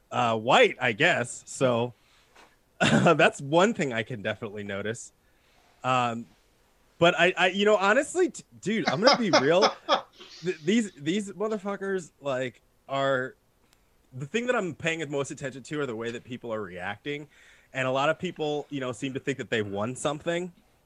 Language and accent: English; New Jersey, United States; you know, I'm from New Jersey, right?